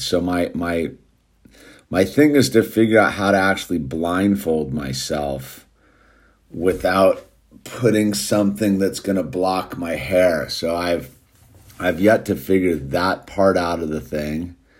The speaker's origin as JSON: {"language": "English", "country": "United States", "also_born_or_lived": "Los Angeles", "said": "I'm an American"}